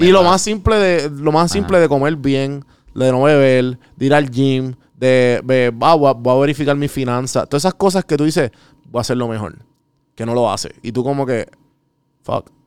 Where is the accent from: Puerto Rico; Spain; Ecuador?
Puerto Rico; moved away; yo aprendí eso cuando me fui de Puerto Rico